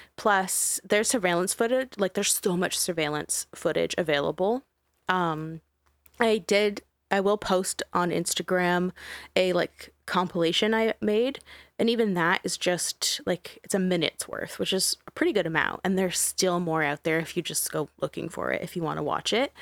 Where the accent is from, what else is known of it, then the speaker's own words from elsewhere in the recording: Canada; am Canadian